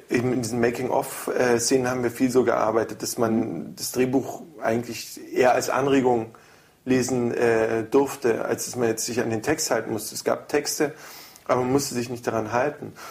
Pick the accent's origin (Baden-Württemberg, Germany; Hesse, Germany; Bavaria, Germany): Bavaria, Germany; Holzkirchen; moved away; das ist mein Heimatdorf.